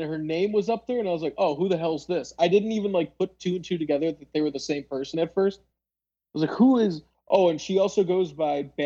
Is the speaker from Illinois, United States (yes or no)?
yes; Palatine, Illinois, United States; I grew up in Palatine, Illinois